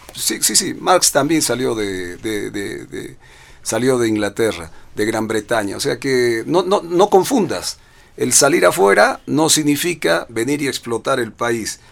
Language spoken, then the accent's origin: Spanish; Bolivia; lo digo como boliviano